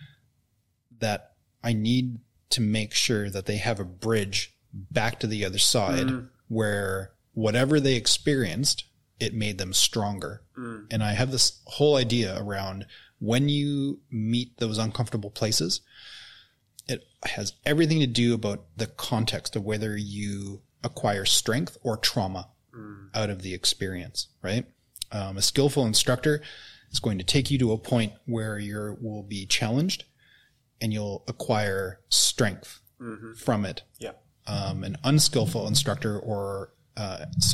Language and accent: English; Canada; now in New Zealand; I grew up in Canada